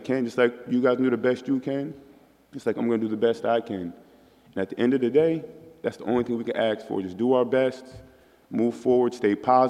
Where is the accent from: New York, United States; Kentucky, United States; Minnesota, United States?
New York, United States; Albany; I'm proud to say I'm from New York. I'm proud to say I'm from Albany, New York.